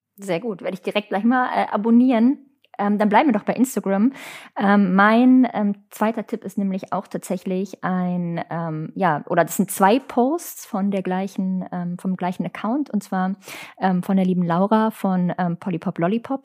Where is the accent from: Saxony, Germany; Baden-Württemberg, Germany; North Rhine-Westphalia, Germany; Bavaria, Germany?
North Rhine-Westphalia, Germany; Hagen; oute ich mich als gebürtige Hagenerin